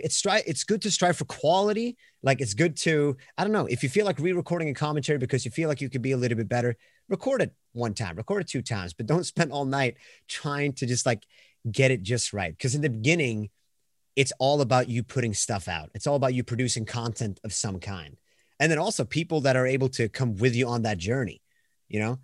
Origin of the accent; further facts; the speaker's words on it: Sweden; accent: Swedish; English is a second language; I'm from Sweden, so once again, it's gonna sound where I'm gonna be like the foreigner that can't say words.